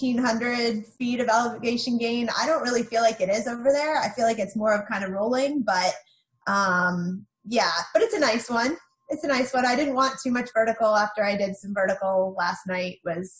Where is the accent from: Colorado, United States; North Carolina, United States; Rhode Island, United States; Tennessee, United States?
North Carolina, United States; Both sides of my family are from Buffalo, New York. But I mostly grew up in North Carolina.